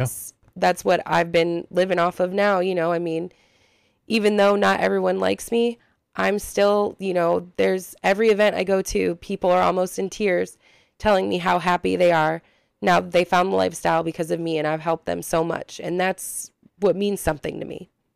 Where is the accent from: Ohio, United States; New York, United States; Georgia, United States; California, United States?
Ohio, United States; we're from Ohio